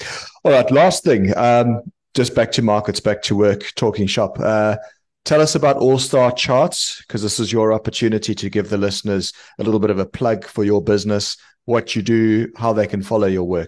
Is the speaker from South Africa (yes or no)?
yes; South Africa; I'm from South Africa.